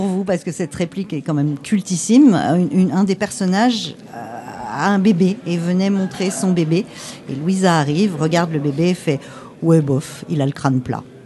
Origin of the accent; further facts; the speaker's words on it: France; on est français